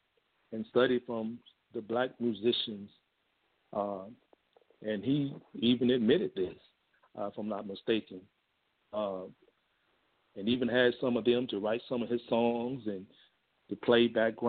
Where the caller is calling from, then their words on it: Fort Worth, Texas, United States; I'm calling from Fort Worth, Texas.